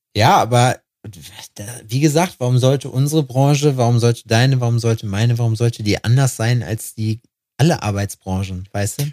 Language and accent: German; Germany; wir sind Deutsche